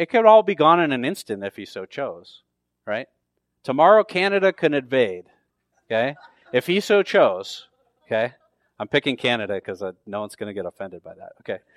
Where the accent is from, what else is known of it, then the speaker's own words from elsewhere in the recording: near San Francisco, California, United States; now in Tucson, United States; I grew up near the San Francisco, so the San Francisco forty-niners are, like, my hometown team